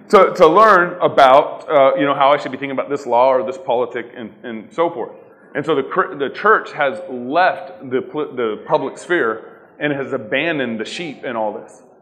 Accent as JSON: {"language": "English", "region": "Texas", "country": "United States", "tie": "born or raised there", "also_born_or_lived": "Eugene, Oregon", "moved": "yes", "said": "growing up in Texas, one of the things that I experienced was kind of a lukewarm Christianity. Everyone here in Texas is a Christian, whether, whether they really were or not. And then my dad moved the family to Oregon in 1997"}